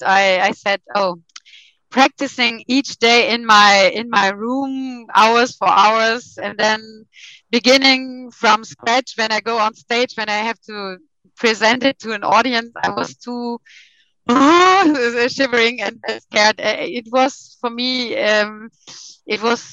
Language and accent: English; western part of Germany, western Germany, Germany; English is a second language; moved away as an adult; now in Hamburg, Germany; I was grown up in the middle somewhere, western part of Germany